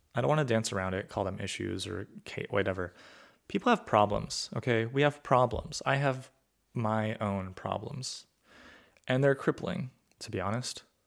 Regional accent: California, United States; I grew up in California where people were from all sorts of backgrounds

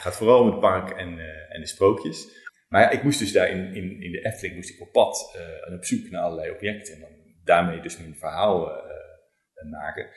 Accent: Zwolle, Overijssel, Netherlands; moved away; also born or lived in Groningen; Ik kom helemaal niet uit Brabant. Ik oh. kom uit Zwolle en ik heb in Groningen gestudeerd.

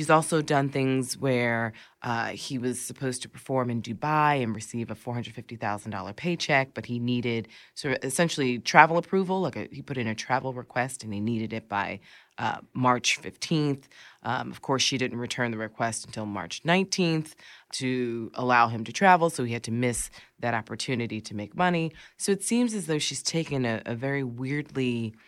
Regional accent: Philadelphia, Pennsylvania, United States; now in New York City, United States; I'm from Mount Airy.

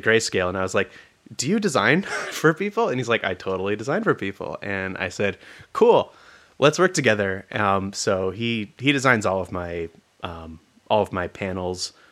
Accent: California, United States; moved away as an adult; also born or lived in Olympia, Washington; I was from California

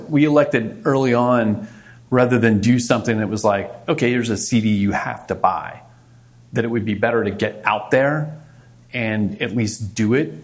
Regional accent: Montgomery County, Maryland, United States; moved away as an adult; also born or lived in Fort Benning, Georgia / Fort Bragg, North Carolina; now in New York City, United States; I grew up in Maryland

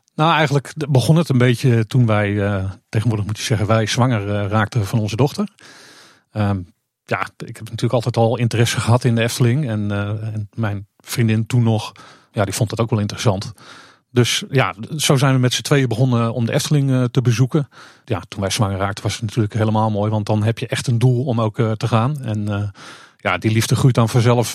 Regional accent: Purmerend, North Holland, Netherlands; moved away; ik woonde vroeger in Purmerend

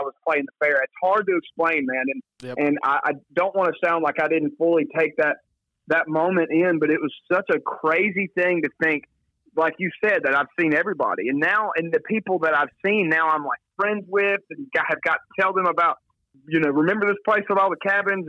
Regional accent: Philadelphia, Mississippi, United States; also born or lived in Bogue Chitto, Mississippi; I would say Philadelphia. I grew up in the county, but I grew up right outside the city limits.

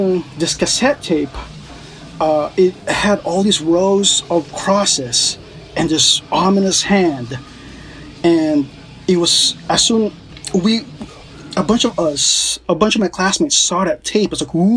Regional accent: Philippines; also born or lived in New York City; now in United States; my background as like a Filipino

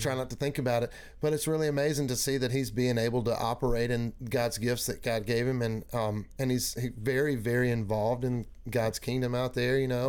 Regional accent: Mississippi, United States; moved away as an adult; also born or lived in Grenada, Mississippi / Kosciusko, Mississippi / Meridian, Mississippi; now in Tennessee, United States; I did all, all of my growing up in Mississippi

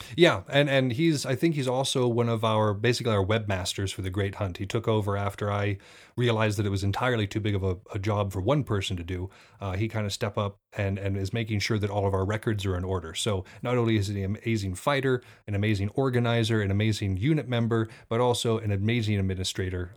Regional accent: Montana, United States; I come from the Northwest, y'all. I come from Montana specifically. At night, it gets real quiet here

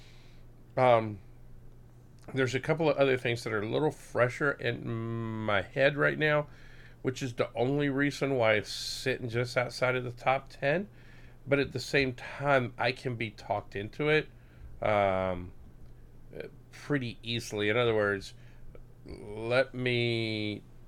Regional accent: Puerto Rico; moved away; I'm originally from Puerto Rico

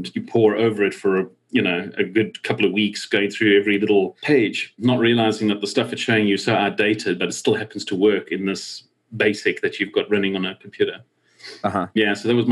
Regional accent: South Africa; growing up in South Africa

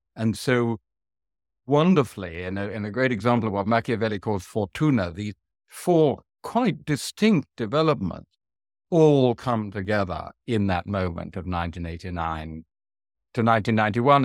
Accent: England, United Kingdom; as a European, as an English European

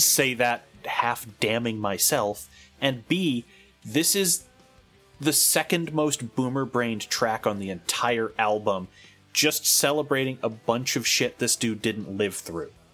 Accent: California, United States; as a Californian

